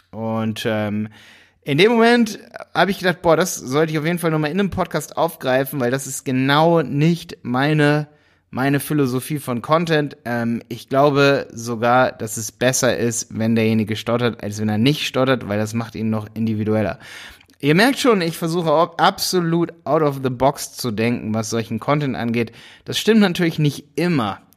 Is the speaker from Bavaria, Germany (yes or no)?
no; Hildesheim, Lower Saxony, Germany; weil ich komme auch aus Hildesheim.